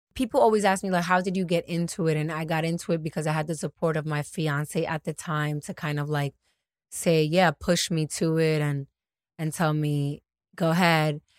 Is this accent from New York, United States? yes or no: yes; New York, United States; also born or lived in Dominican Republic / Atlanta; I'm from New York. I, I was born in Dominican Republic. I'm an immigrant